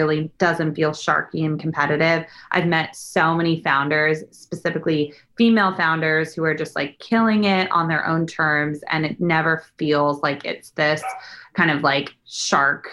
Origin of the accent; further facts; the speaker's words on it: Bay Area, California, United States; moved away as an adult; now in Los Angeles, United States; I'm actually originally from the Bay Area, a suburb an hour south of San Francisco